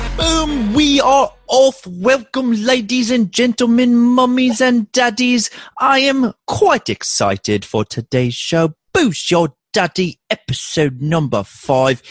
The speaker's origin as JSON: {"language": "English", "town": "Baltimore", "region": "Maryland", "country": "United States", "accent": "Baltimore", "said": "my Baltimore accent"}